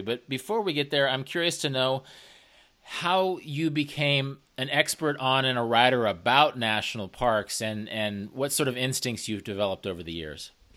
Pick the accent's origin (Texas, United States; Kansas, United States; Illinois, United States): Kansas, United States; I grew up in Kansas. I grew up in the middle of the country.